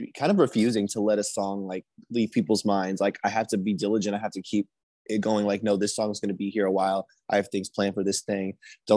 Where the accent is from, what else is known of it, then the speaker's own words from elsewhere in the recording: Indianapolis, Indiana, United States; moved away as an adult; now in California, United States; I'm from Indianapolis. I'm a Midwestern boy